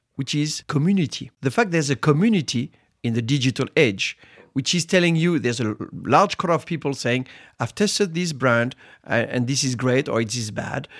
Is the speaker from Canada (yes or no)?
no; Reims, Grand Est, France; I was born in Reims, which is the city of Champagne. And, uh, as a teenager to make money, I, I was harvesting grapes